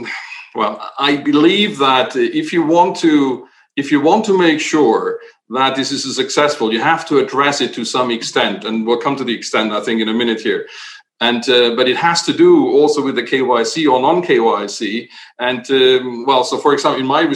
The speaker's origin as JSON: {"language": "English", "country": "Germany", "said": "I'm coming from Germany, so in my home country here"}